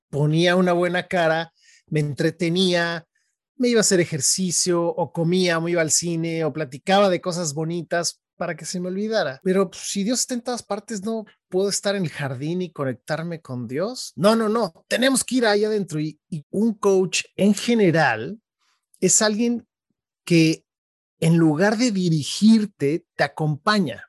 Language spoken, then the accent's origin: Spanish; State of Mexico, Mexico; now in San Francisco, United States; yo nací en la Ciudad de México y mm, yo te diría que muy pronto mis papás, eh, ellos nos movimos al Estado de México, que es, es dentro de la ciudad, pero toda mi vida crecí ahí